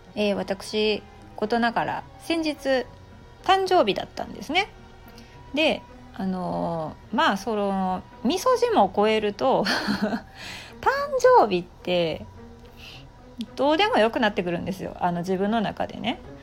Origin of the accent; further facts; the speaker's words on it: Japan; 謎なこの文化の中で、まあ、生まれ育ってきた